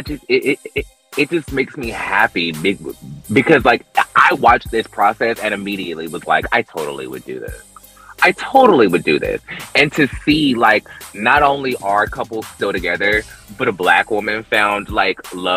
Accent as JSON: {"language": "English", "region": "North Carolina", "country": "United States", "said": "I'm from North Carolina"}